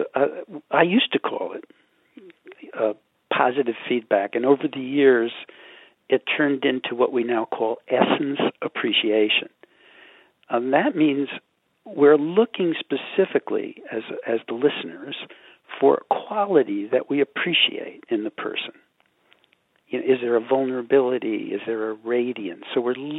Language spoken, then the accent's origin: English; New York, United States; I'm from New York, I still got subway trains running in my head